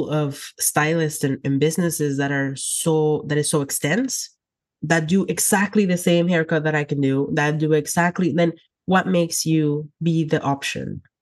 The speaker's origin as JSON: {"language": "English", "region": "Texas", "country": "United States", "said": "Oh yeah, I came from South Texas, and in South Texas, there is a lot of high demand for our services, which is amazing."}